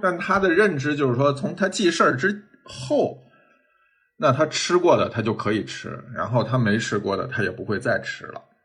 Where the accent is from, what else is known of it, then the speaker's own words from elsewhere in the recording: northern China, China; 作为北方人